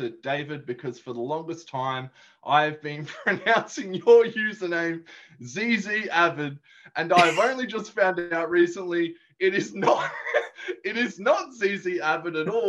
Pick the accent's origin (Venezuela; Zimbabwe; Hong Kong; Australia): Australia